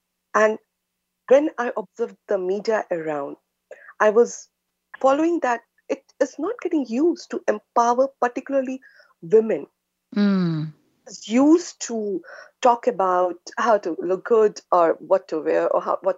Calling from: Singapore; I am connecting from Singapore, and It is very early morning, 2 a.m. plus for us.

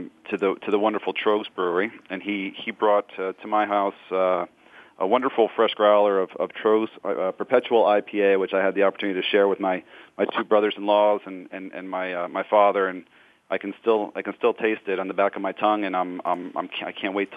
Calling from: New Jersey, United States; I'm calling from the Garden State in New Jersey.

